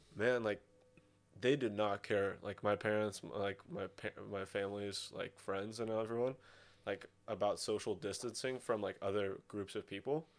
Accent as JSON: {"language": "English", "country": "Russia", "also_born_or_lived": "Sonoma, California", "moved": "yes", "said": "I was from Russia"}